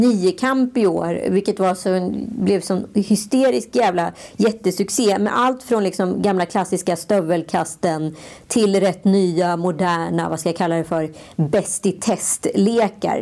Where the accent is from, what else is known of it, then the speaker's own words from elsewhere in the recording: Stockholm, Stockholm County, Sweden; vi är skitstolta stockholmare